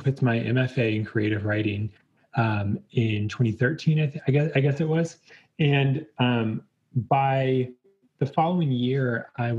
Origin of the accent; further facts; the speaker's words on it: Virginia, United States; also born or lived in Richmond, Virginia; So I am from Virginia originally, and we were living in Richmond at the time